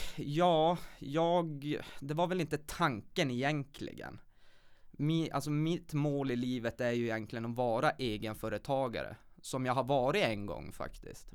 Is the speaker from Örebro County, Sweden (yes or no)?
no; Kiruna, Norrbotten County, Sweden; född och uppvuxen här i Kiruna